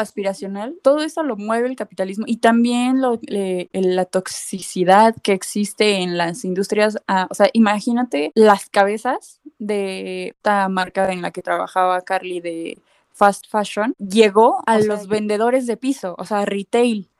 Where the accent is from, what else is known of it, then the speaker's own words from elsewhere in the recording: Mexico; nos restas a los diseñadores mexicanos